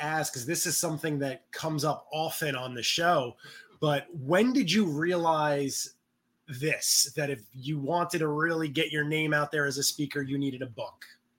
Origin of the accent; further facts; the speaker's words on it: New York City, New York, United States; now in Westchester, United States; I'm from the Bronx. Currently live in Westchester